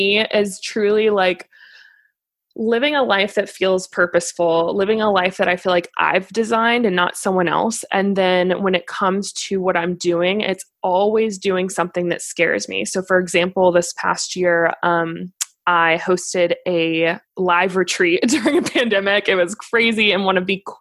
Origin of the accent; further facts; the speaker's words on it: Cary, North Carolina, United States; now in Charlotte, United States; I'm originally from Cary, North Carolina, currently in Charlotte with my husband